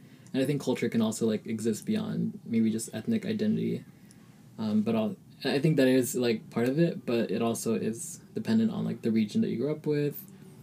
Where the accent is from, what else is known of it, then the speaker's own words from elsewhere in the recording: Ohio, United States; English is a second language; moved away as an adult; also born or lived in Philippines; now in Berkeley, United States; I was born and lived in the Philippines for, like, 5 years. And I came to Ohio, like, Midwest